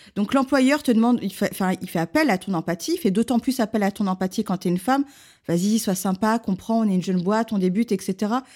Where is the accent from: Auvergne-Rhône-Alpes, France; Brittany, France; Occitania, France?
Auvergne-Rhône-Alpes, France; Lyon; je suis lyonnaise